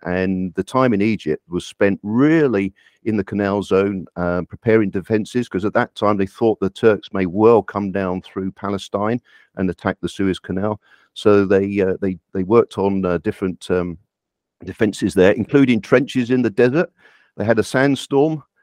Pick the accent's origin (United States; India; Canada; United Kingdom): United Kingdom; I'm, I live here, I'm, I am British. I've born, uh, lived here all my life